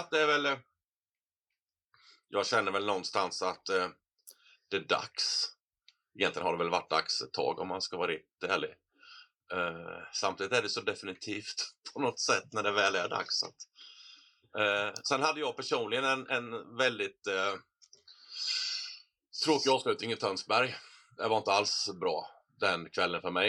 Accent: Sweden; Lite ynklig får man väl vara, jag är ju

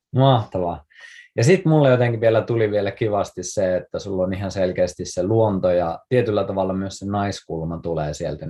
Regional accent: Kuusamo, North Ostrobothnia, Finland; mä oon siis Kuusamosta kotoisin

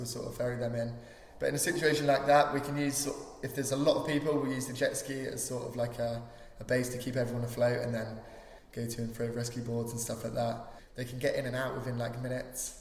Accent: Newquay, South West England, United Kingdom; growing up in Newquay

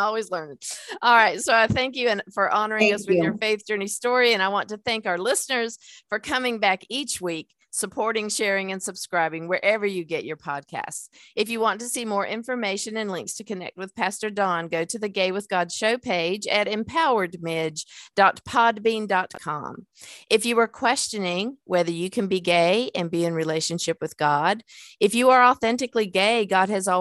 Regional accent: the South, United States; we're from the South

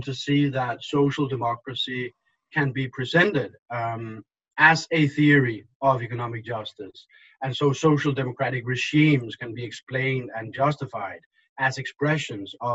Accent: Denmark; moved away as an adult; now in United States; I am from Denmark. I lived most of my life in Denmark

